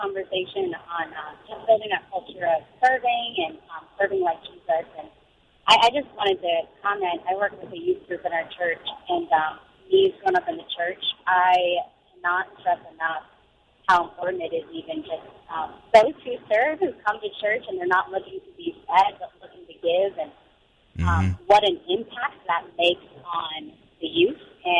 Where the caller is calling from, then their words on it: Jacksonville, Florida, United States; Awesome. Jacksonville.